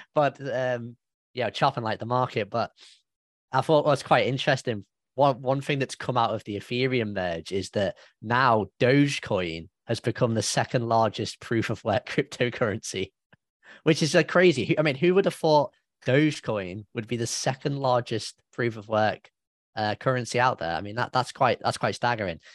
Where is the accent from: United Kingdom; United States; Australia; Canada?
United Kingdom; I'm a British guy